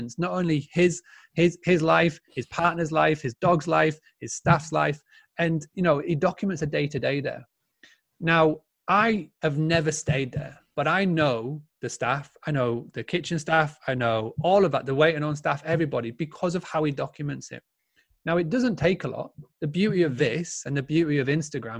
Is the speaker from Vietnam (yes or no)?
no; Yorkshire and the Humber, United Kingdom; I'm a true Yorkshireman